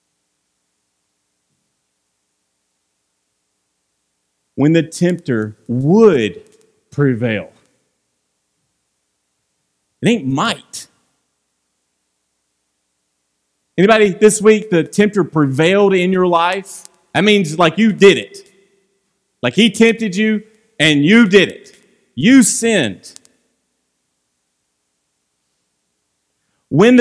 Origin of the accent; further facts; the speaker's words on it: Franklin, United States; I'm from Franklin